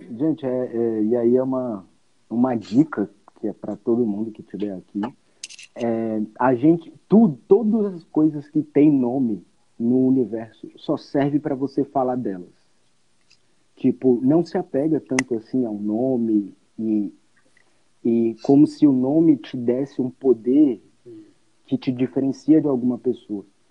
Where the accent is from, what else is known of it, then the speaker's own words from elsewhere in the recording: Brazil; a gente, como brasileiro